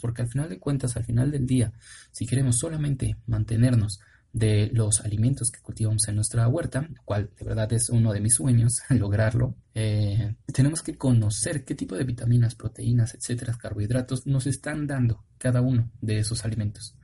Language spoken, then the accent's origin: Spanish; Mexico City, Mexico; yo soy de la Ciudad de México